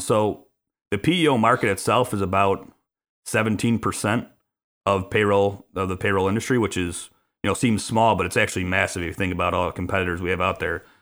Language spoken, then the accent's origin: English; Chicago, Illinois, United States; born and raised on the south side of Chicago